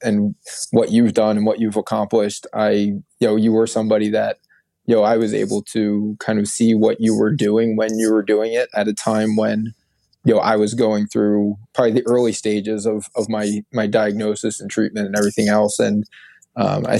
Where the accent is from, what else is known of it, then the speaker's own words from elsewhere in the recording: outside of Philadelphia, Pennsylvania, United States; also born or lived in Syracuse, New York; my hometown outside of Philadelphia